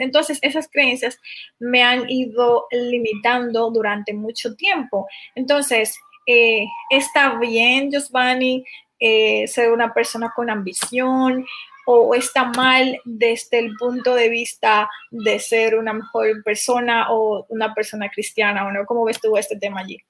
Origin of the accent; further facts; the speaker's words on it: Dominican Republic; de República Dominicana